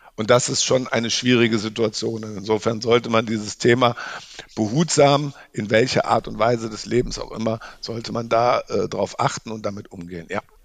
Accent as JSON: {"language": "German", "region": "Rhineland", "country": "Germany", "moved": "yes", "lives_now": "Munich, Germany", "said": "ich bin äh, Rheinländer, wohne in München"}